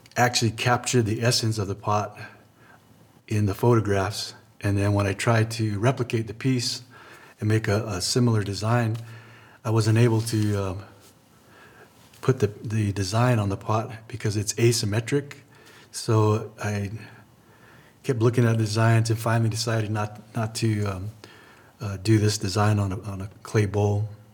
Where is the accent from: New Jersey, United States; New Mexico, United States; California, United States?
New Mexico, United States; Laguna Pueblo; I'm from Laguna Pueblo